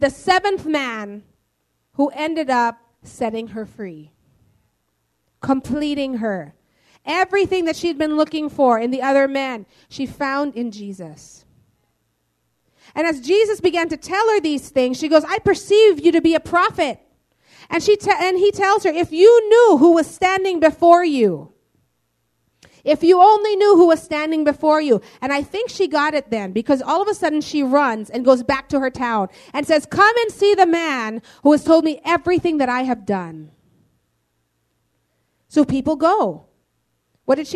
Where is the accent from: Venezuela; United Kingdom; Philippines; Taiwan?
Philippines; we're all Filipino